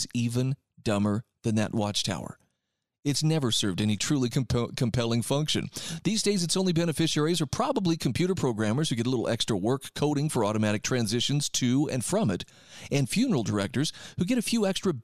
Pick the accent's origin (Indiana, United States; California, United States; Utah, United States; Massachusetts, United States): Utah, United States; my home state of Utah